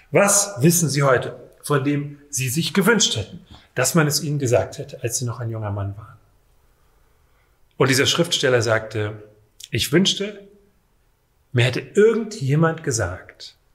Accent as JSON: {"language": "German", "region": "Rhineland", "country": "Germany", "said": "Es kann einen geradezu, und das ist jetzt ein rheinisches schönes Wort. Ich komme ursprünglich aus dem Rheinland."}